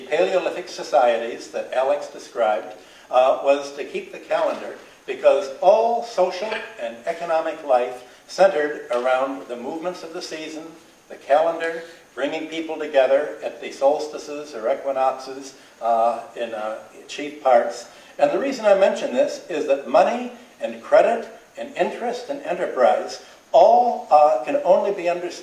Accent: Ireland; as we Irish

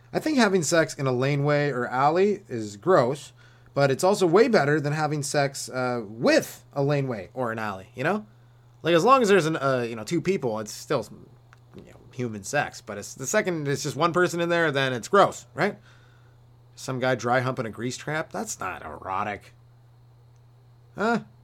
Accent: Canada; I'm Canadian

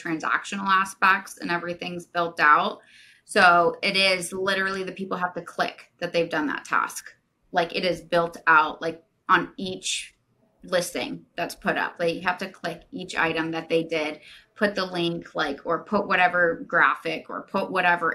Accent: Jupiter, Florida, United States; I was born and raised in Jupiter. I know every street.

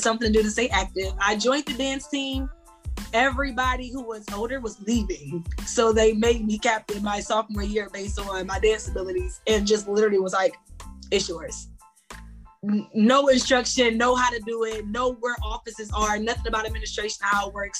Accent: Akron, Ohio, United States; I'm from Akron, Ohio.

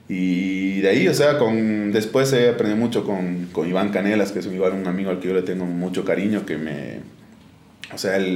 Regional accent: Oruro, Bolivia; moved away as an adult; now in La Paz, Bolivia; eh, yo nací en Oruro en 1994, actualmente tengo 27 años. Eh, estudié en Oruro, terminé el colegio en el Colegio Alemán de, Oruro y de ahí me, me vine a La Paz a mis 18 años

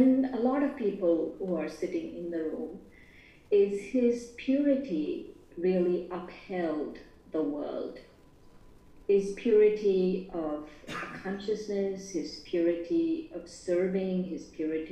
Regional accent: Hyderabad, Telangana, India; moved away; We are from Hyderabad, from Andhra Pradesh.

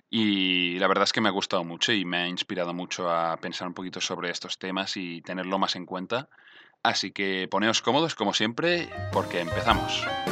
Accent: Mallorca, Balearic Islands, Spain; now in Barcelona, Spain; soy de Mallorca

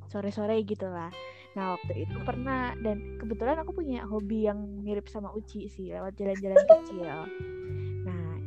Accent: Yogyakarta, Special Region of Yogyakarta, Indonesia; aku sebagai orang Jogja

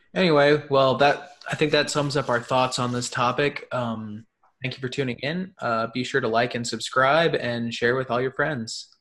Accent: Tarrant County, Texas, United States; moved away; I'm from Tarrant County originally

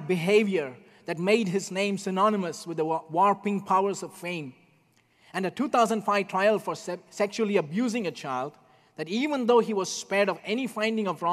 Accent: India; moved away; Growing up in India when I was a child

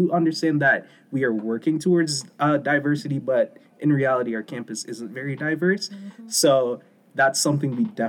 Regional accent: Jamaica; No, I can definitely say I agree, because I'm Jamaican. I'm not African-American, but I am a part of the Black community

